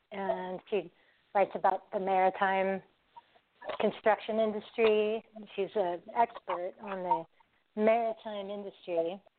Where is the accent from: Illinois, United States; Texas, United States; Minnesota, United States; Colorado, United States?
Colorado, United States; also born or lived in Southern California; But I grew up in Colorado for like 20 years, so I'm a Colorado girl.